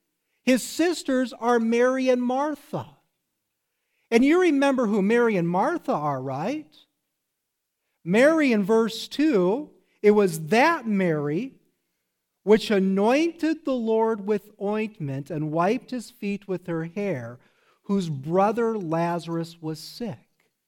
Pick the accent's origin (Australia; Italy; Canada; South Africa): South Africa; Where are you from? I'm from South Africa. That's where I live.